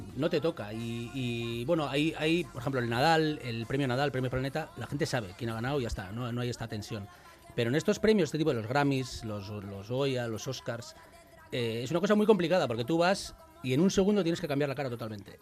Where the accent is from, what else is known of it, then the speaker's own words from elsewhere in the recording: Basque Country, Spain; soy vasco